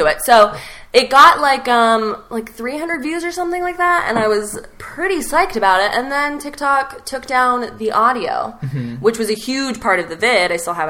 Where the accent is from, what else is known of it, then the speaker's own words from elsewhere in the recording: El Paso, Texas, United States; I am from El Paso, Texas, home of dirt and... the border to Mexico